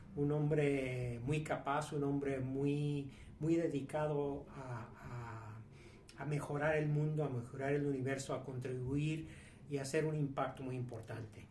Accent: Mexico; yo soy mexicano, empresario, con varios negocios en México

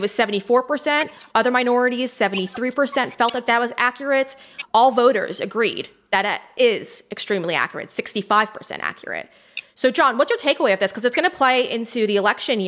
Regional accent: United States; as an American

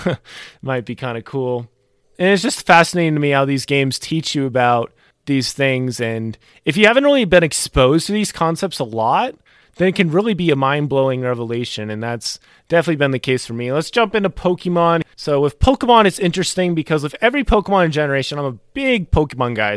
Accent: North Carolina, United States; also born or lived in Maryland; I was born in Maryland. I li-, I moved to North Carolina when I was about ten years old

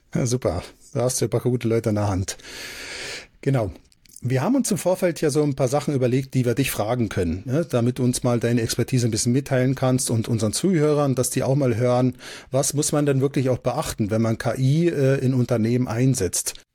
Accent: Switzerland; ich komme aus der Schweiz

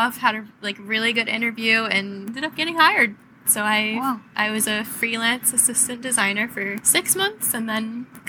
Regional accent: East Coast, United States; now in New York, United States; I'm from the East Coast.

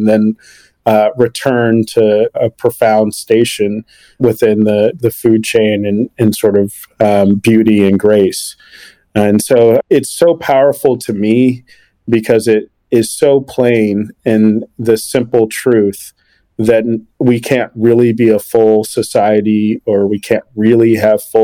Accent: Washington, District of Columbia, United States; growing up in Washington, D.C.

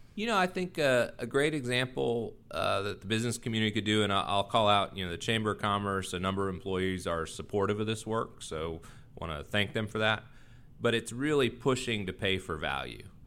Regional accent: Texas, United States; also born or lived in Washington, D.C.; now in North Carolina, United States; I grew up in Texas

